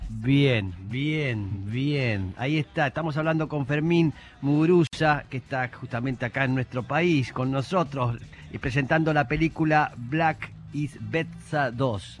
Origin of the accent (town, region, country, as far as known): Argentina